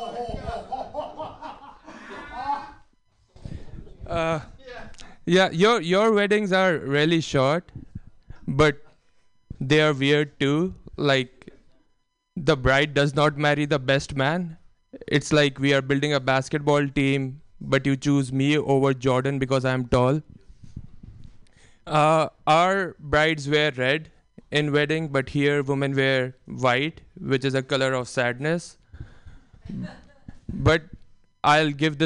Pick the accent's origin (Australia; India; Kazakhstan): India; moved away; growing up in India